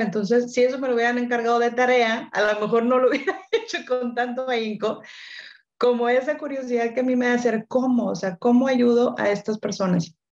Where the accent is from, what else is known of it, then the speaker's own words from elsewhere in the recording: Monterrey, Nuevo León, Mexico; yo soy de Monterrey, ya regresé a Monterrey